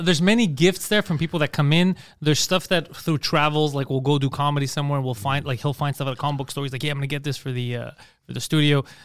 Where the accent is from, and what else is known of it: Montreal, Quebec, Canada